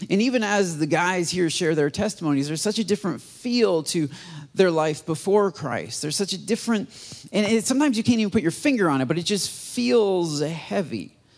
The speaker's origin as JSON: {"language": "English", "country": "United States", "said": "for me as an American pastor"}